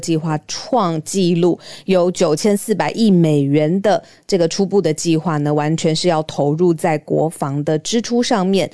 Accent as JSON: {"language": "Chinese", "country": "Taiwan", "said": "身为台湾人"}